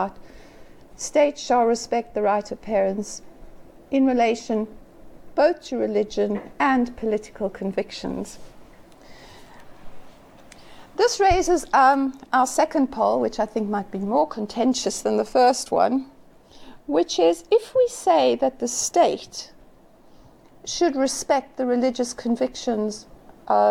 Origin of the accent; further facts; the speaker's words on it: South Africa; as a South African, having grown up under apartheid